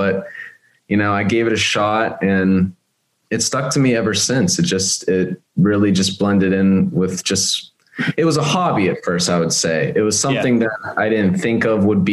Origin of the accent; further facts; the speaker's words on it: Westmoreland County, Pennsylvania, United States; also born or lived in North Carolina; I grew up in Westmoreland County. I was born here